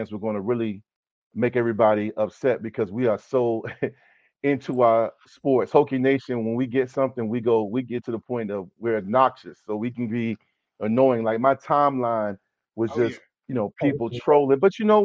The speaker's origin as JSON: {"language": "English", "town": "Durham", "region": "North Carolina", "country": "United States", "tie": "born or raised there", "said": "I was born at Duke University. I was born at Duke. My mom and dad, I was born in Duke and my sister was born in Raleigh."}